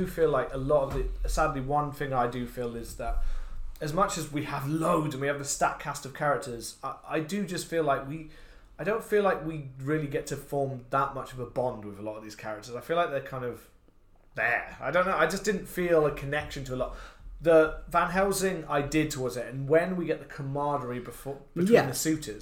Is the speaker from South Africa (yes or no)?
no; United Kingdom